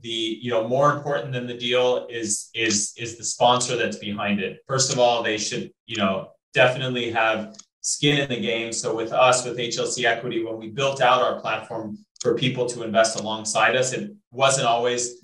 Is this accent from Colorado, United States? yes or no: yes; Colorado, United States; moved away; I'm originally from Colorado